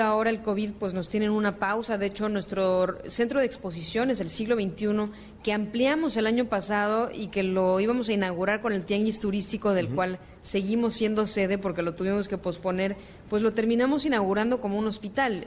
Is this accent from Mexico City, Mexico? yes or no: yes; Mexico City, Mexico; nosotros que somos chilangos